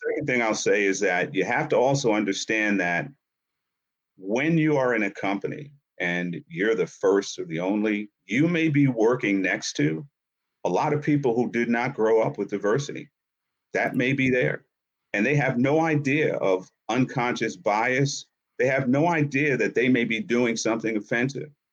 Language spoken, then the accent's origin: English; Yonkers, New York, United States; also born or lived in Harlem, New York; I grew up in Yonkers, New York, and spent a lot of time in Harlem